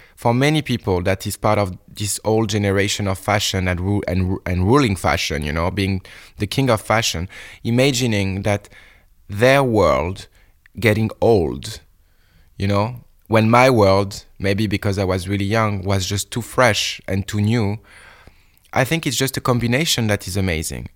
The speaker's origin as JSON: {"language": "English", "town": "Bordeaux", "region": "Nouvelle-Aquitaine", "country": "France", "tie": "born or raised there", "second_language": "English", "moved": "yes", "said": "in my bedroom in Bordeaux"}